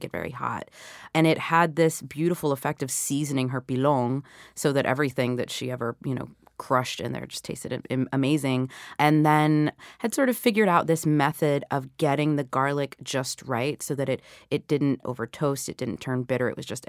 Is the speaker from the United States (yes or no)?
yes; the South, United States; the kind of food that I was eating growing up in the South.